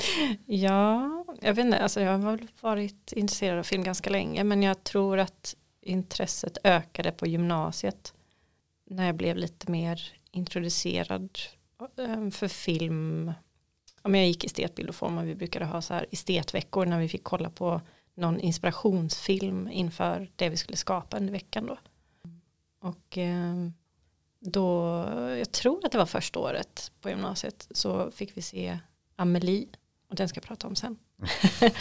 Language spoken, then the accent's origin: Swedish; Nässjö, Jönköping County, Sweden; biblioteket i Nässjö, eh, där jag kommer ifrån